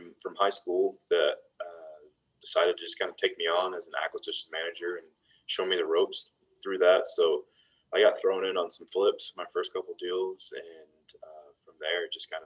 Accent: Dallas, Texas, United States; born and raised in Dallas, Texas

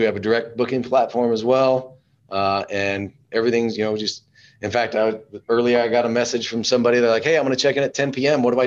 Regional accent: Alpine, Texas, United States; I'm actually from Alpine, which is way cooler

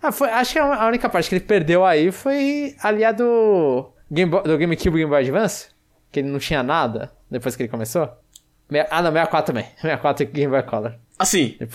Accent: Registro, São Paulo, Brazil; now in Curitiba, Brazil; Pronuncia …. Tenho 25 anos e sou de Registro, interior de São Paulo. Mas atualmente estou estudando em Curitiba.

